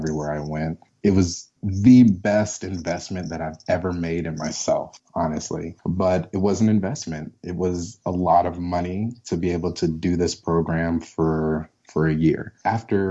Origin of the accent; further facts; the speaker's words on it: Colorado, United States; also born or lived in St. Louis, Missouri; I'm originally from St. Louis, but my mom moved me to Colorado when I was really young